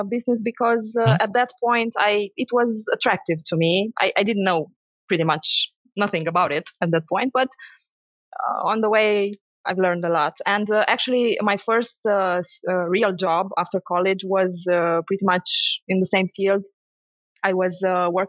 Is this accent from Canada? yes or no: no; Romania; also born or lived in Sibiu; I grew up in Romania